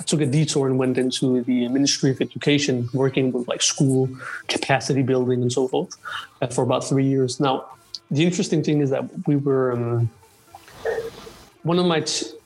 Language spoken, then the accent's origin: English; Denmark; so I grew up mostly around um, what you say Danish ethnic Danes.